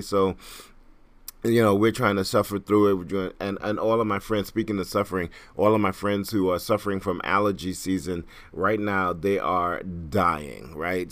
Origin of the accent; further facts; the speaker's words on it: Trinidad & Tobago; also born or lived in Brooklyn, New York; now in New York City, United States; I am Caribbean, I'm from Trinidad.